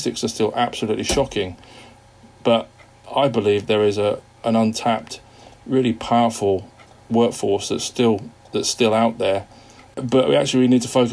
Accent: Wigan, North West England, United Kingdom; also born or lived in Liverpool; I was born in Wigan in the northwest of England to parents who are from Liverpool

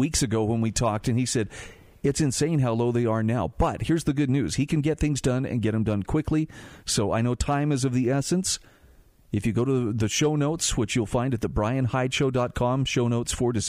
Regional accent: Utah, United States; If you are listening to this from within my home state of Utah

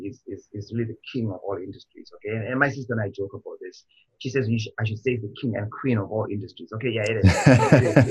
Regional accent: Zimbabwe; now in Canada; I was born in Zimbabwe

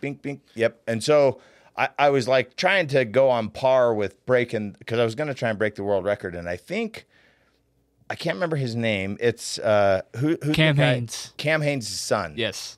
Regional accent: Layton, Utah, United States; I was a kid from Layton, Utah

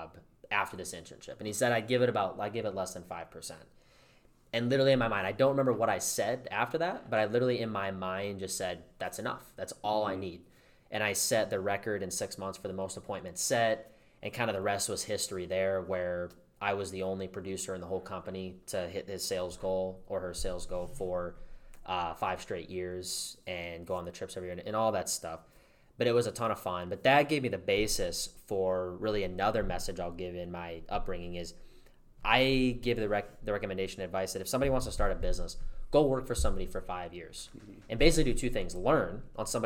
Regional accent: Dubuque, Iowa, United States; I grew up in Dubuque, Iowa

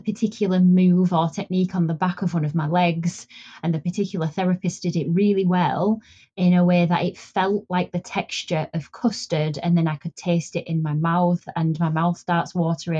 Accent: Yorkshire and the Humber, United Kingdom; moved away as an adult; now in Dorset, United Kingdom; I originally am from the north of England, so I'm originally from Yorkshire.

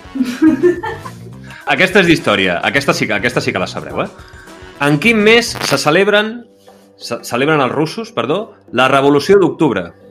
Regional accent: Can Gibert, Catalonia, Spain; moved away; En Hosmar és de Kanji, sí, sí, com jo

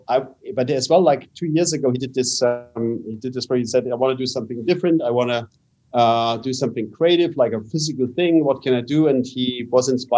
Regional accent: Canada; I was born in Canada

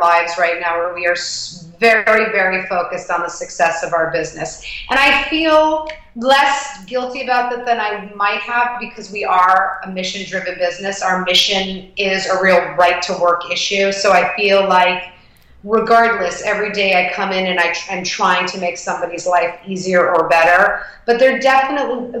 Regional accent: New York City, New York, United States; I grew up in the West Village

